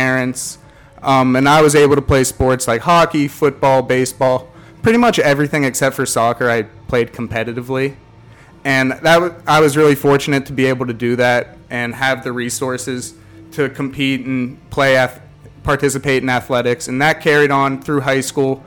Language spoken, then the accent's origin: English; Pittsburgh, Pennsylvania, United States; moved away as an adult; now in College Station, United States; I'm originally from Pittsburgh, PA, and this is my second year here